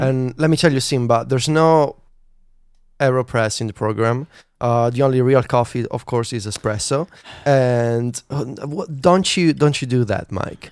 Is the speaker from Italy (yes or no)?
yes; Italy; English is a second language; the pretentious Italian who wanted to write in English